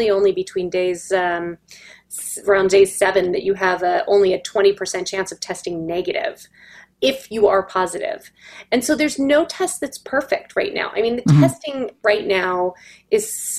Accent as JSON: {"language": "English", "town": "Palos Verdes", "region": "California", "country": "United States", "tie": "born or raised there", "said": "I grew up in Palos Verdes"}